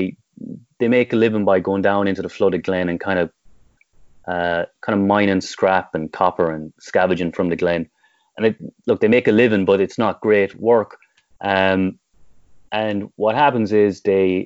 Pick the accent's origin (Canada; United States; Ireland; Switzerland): Ireland; Tipperary, Munster; growing up in Tip and growing up anywhere in the 80s and 90s